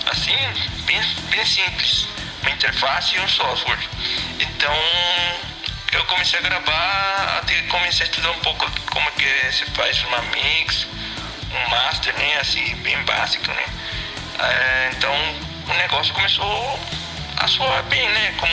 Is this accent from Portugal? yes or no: no; Venezuela; Portuguese is a second language; moved away as an adult; now in Brazil; todos saímos da Venezuela por, é, por causa da situação. É, eu saí porque eu vim estudar aqui no Brasil